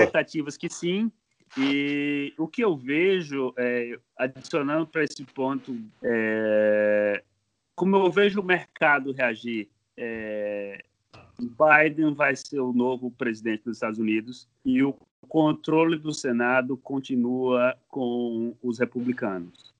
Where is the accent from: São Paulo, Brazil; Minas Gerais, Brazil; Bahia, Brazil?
Bahia, Brazil; moved away as an adult; now in United States; Eu sou baiano, baiano da Gema, ah, do tá. sertão da Bahia